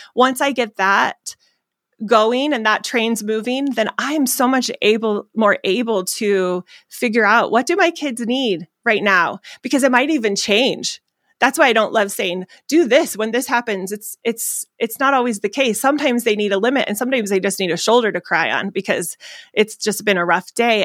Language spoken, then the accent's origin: English; Phoenix, Arizona, United States; I'm from Arizona